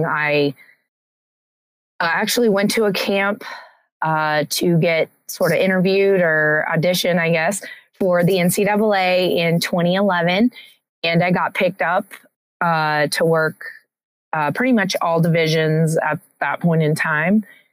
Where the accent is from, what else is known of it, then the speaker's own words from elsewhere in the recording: Tulsa, Oklahoma, United States; also born or lived in Virginia; now in North Carolina, United States; I'm originally from Tulsa, Oklahoma